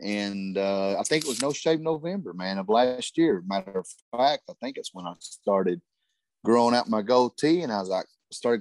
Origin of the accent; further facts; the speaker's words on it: Harlan, Kentucky, United States; moved away as an adult; now in Dalton, United States; I live in Dalton. I am from Harlan, Kentucky.